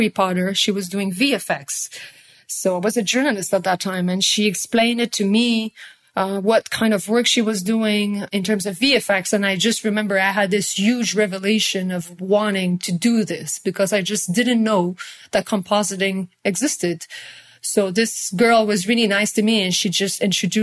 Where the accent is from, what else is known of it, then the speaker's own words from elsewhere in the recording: Montreal, Quebec, Canada; I'm from Canada. I'm from Quebec, Montreal.